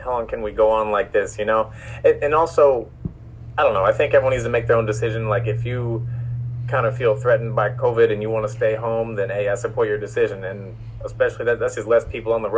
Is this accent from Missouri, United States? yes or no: yes; Missouri, United States; now in Los Angeles, United States; I grew up in Missouri